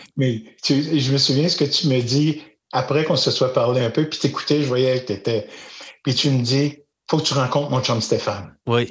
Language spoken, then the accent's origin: French; Magog, Quebec, Canada; je suis un, petit gars du bas de la ville à Magog